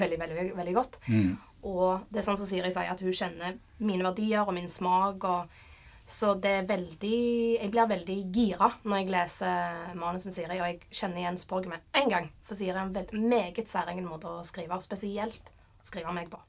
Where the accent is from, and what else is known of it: Sandnes, Rogaland, Norway; born or raised there; moved away as an adult